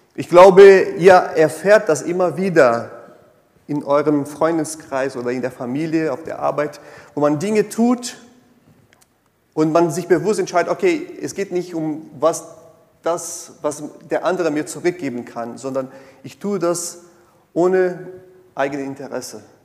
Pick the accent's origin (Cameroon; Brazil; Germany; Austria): Brazil; German is a second language; moved away; ich komme aus Brasilien, eine sehr stark äh, katholischen geprägten Land